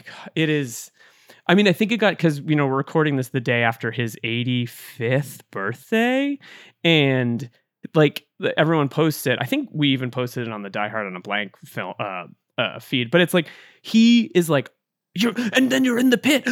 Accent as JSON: {"language": "English", "town": "Duxbury", "region": "Massachusetts", "country": "United States", "tie": "born or raised there", "said": "my hometown of Duxbury, Massachusetts"}